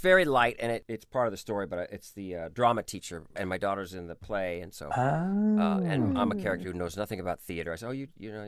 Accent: Orange County, California, United States; I grew up in Orange County, which is right near Disneyland

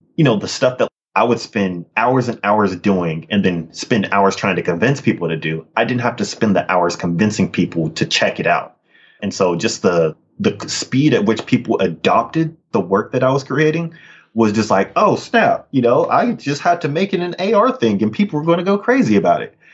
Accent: Sacramento, California, United States; also born or lived in Richmond, California; I grew up in in Sacramento and Richmond in many ways. But yeah, yep, a Northern California kid

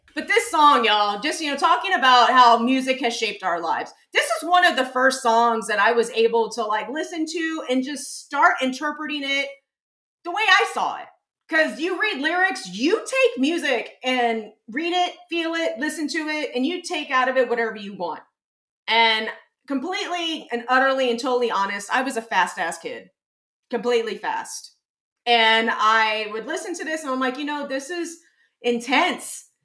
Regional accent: San Antonio, Texas, United States; I grew up in San Antonio

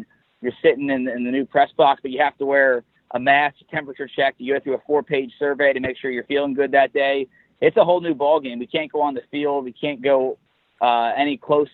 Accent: Cincinnati, Ohio, United States; I was a kid from the West Side, grew up in White Oak, went to LaSalle, went to UC

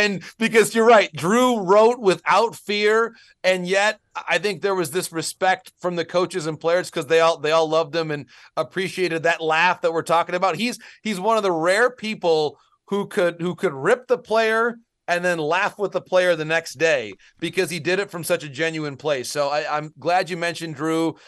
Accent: Essexville, Michigan, United States; moved away as an adult; also born or lived in Cambridge, Massachusetts; I came from a town in Michigan that is about a square mile, Essexville, Michigan. It's on the east side of Bay City. I love my hometown

